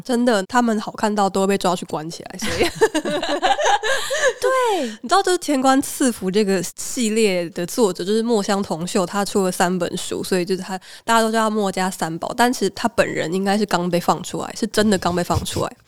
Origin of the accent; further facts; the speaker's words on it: Taichung, Taiwan; 我是台中人